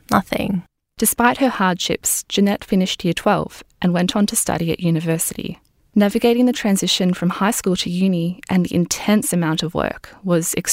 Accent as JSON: {"language": "English", "country": "Singapore", "tie": "born or raised there", "moved": "yes", "lives_now": "Australia", "said": "when I was growing up in Singapore too."}